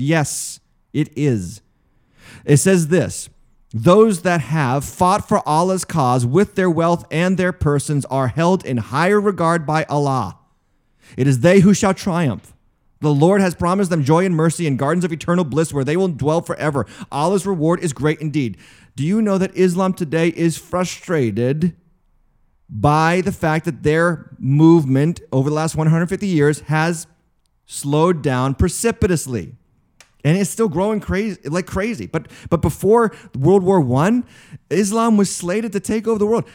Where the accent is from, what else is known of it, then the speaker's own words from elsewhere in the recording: United States; an American Christian